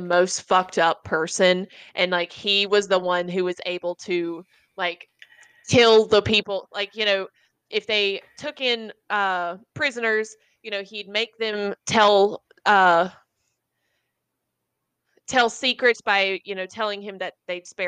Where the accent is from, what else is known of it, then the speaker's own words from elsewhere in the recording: Lancaster, United States; I'm from Lancaster